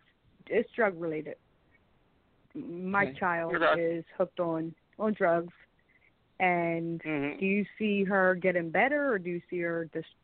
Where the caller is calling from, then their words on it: Philadelphia, Pennsylvania, United States; My birthday is October 10, 1970, and I'm calling from Philadelphia, Pennsylvania.